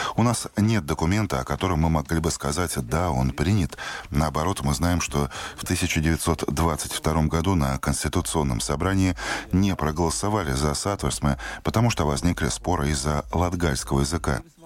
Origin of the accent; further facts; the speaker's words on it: Latvia; я латыш. Я всю жизнь прожил в Латвии